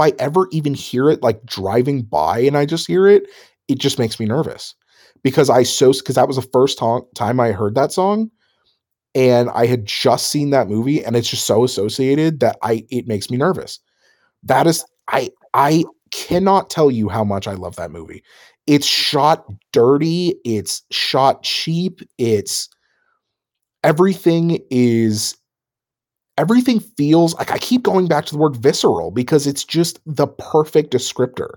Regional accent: Phoenix, Arizona, United States; I grew up in Phoenix

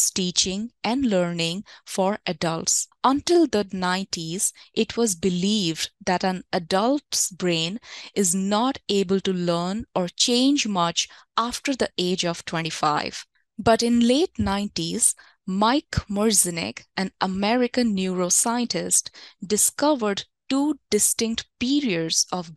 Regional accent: India; When I was growing up in India

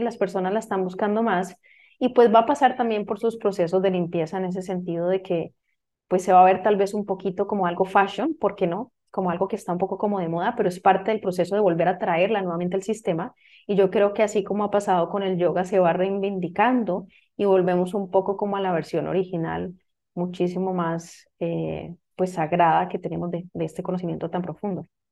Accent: Costa Rica; moved away; yo soy de Costa Rica, soy original de Costa Rica.

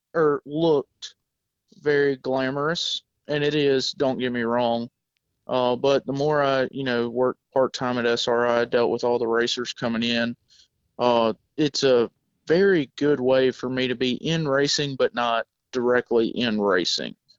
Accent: South Georgia, United States; moved away as an adult; I actually am from South Georgia. Uh, moved up here seven years ago

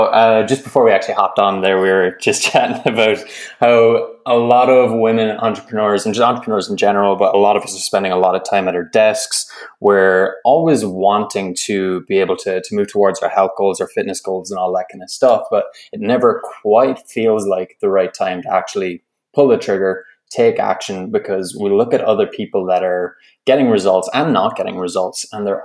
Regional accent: Ireland; moved away as an adult; now in Canada; But I'm originally from Ireland, and I'm living over here in Canada. And I think, as you said there in the intro, I've been here since 2016

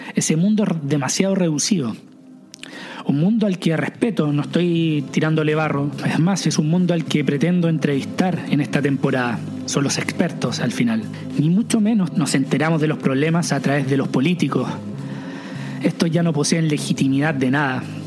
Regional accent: Chile; moved away as an adult; salí de Chile.

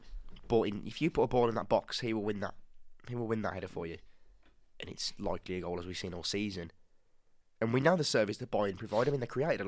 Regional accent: West Midlands, United Kingdom; Hensford are our local club for anyone not from the West Midlands.

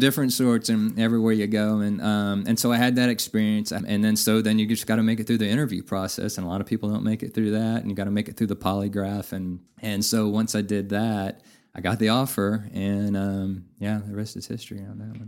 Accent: Navasota, Texas, United States; moved away as an adult; now in Amarillo, United States; I'm originally from Navasota, which is about okay. 70 miles north of Houston, a uh, smaller town, about oh, seven or eight thousand

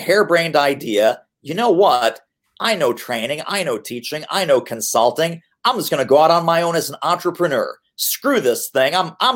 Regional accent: Montreal, Quebec, Canada; also born or lived in Brooklyn, New York, United States; now in Philadelphia, United States; I was born in Montreal.

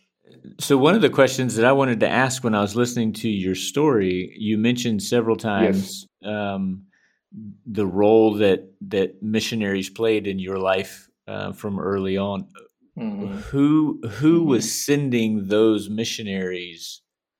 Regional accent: North Carolina, United States; moved away as an adult; now in Costa Rica; I'm from North Carolina originally in the United States

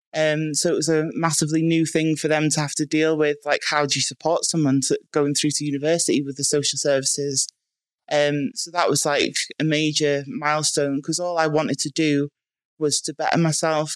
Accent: Bangor, Wales, United Kingdom; I was born in Bangor in North Wales

